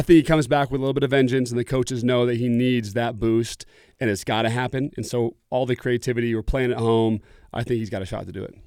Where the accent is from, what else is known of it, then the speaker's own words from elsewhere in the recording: Oregon, United States; I grew up in Oregon